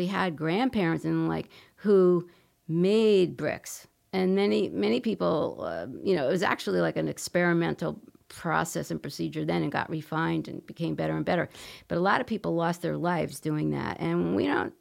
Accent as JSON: {"language": "English", "town": "Troy", "region": "New York", "country": "United States", "tie": "born or raised there", "said": "I grew up in South Troy"}